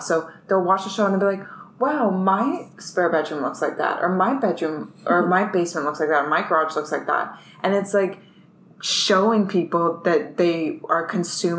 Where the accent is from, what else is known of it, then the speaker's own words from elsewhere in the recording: London, Ontario, Canada; now in Toronto, Canada; I'm originally from London, Ontario, which is 2 hours from here